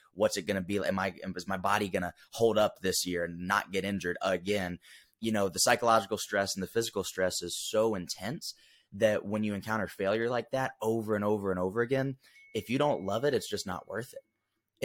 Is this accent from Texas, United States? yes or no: no; Huntsville, Alabama, United States; Grew up originally from Huntsville, Alabama